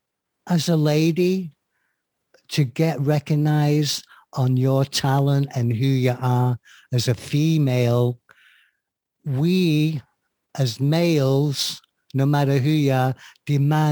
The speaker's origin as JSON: {"language": "English", "town": "Manchester", "region": "North West England", "country": "United Kingdom", "said": "being a Mancunian, Lagerlout, soccer fan"}